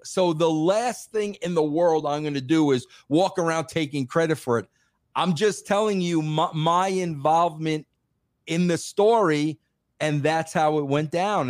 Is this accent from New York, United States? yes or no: yes; New York, United States; accent: heavy New York; I was from New York, because I have a heavy accent